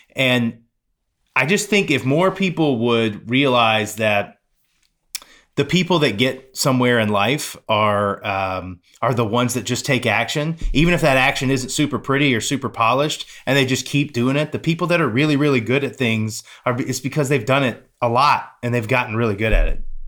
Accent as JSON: {"language": "English", "town": "Pensacola", "region": "Florida", "country": "United States", "tie": "born or raised there", "moved": "yes", "said": "my hometown"}